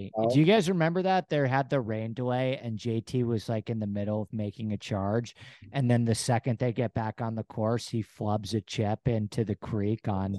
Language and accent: English; New York, United States; now in Los Angeles, United States; I live in LA, yeah, but I'm from New York originally.